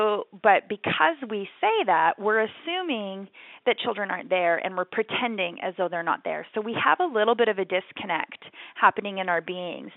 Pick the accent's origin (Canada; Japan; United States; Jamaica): Canada; growing up in Canada